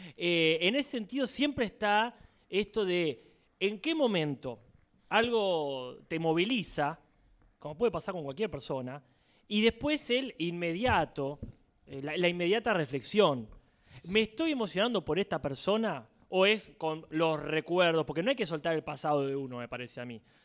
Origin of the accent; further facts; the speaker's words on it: Argentina; yo soy de Argentina